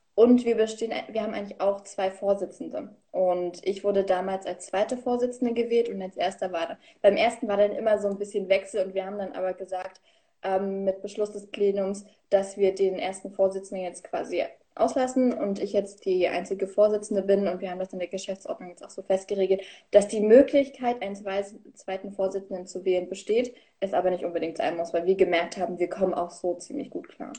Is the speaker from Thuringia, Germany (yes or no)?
yes; Königsee, Thuringia, Germany; ich komme aus Thüringen, safia Ruderstadt, der Landkreis, also irgend so ein kleines Dörfchen, was eh keinem was sagt. Und bin ich geboren, aufgewachsen und lebe immer